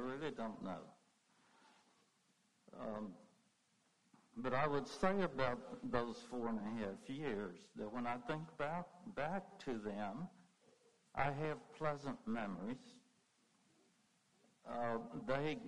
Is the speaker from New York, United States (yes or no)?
no; Lynchburg, Virginia, United States; also born or lived in South Boston, Virginia; I was born in Lynchburg at a place that I doubt many of you know, Guggenheimer Hospital